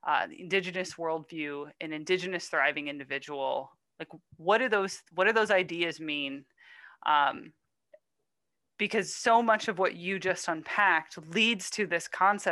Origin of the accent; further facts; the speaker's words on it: the Adirondacks of upstate New York, United States; I grew up in the Adirondacks of upstate New York